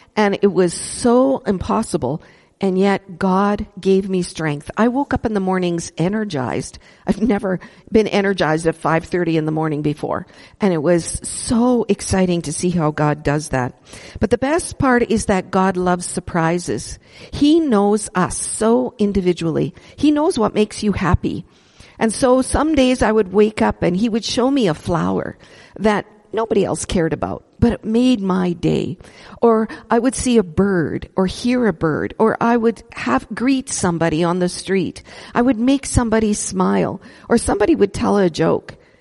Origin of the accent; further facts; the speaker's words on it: Edmonton, Alberta, Canada; moved away as an adult; I was born in Edmonton, born and raised